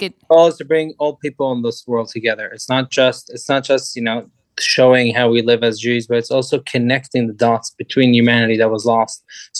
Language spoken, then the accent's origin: English; Sweden; I'm from Sweden.